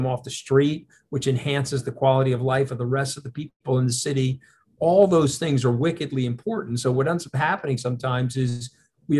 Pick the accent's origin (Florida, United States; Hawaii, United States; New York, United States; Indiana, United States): New York, United States; I'm a New Yorker. I live on Long Island